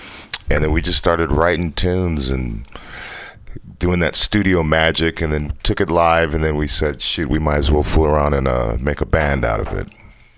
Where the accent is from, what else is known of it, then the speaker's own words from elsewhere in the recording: Fresno, California, United States; now in Bay Area, United States; I'm from Fresno